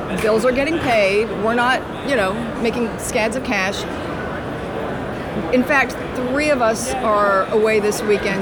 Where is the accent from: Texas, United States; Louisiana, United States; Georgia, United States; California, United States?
Georgia, United States; Atlanta; moved away as an adult; also born or lived in New York / Los Angeles; now in Atlanta, United States; From New York originally, raised in Atlanta, back to New York, L.A.